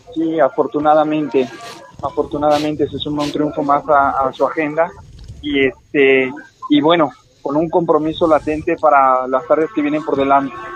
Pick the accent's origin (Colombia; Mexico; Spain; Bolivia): Mexico; yo como mexicano